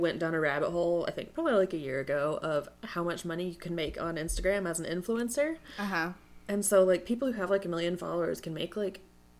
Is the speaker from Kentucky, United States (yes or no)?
no; Colorado, United States; I grew up in Colorado